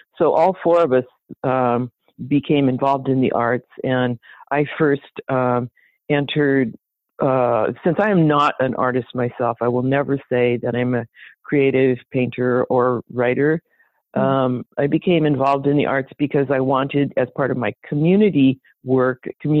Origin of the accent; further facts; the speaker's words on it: Seattle, Washington, United States; I was born in Seattle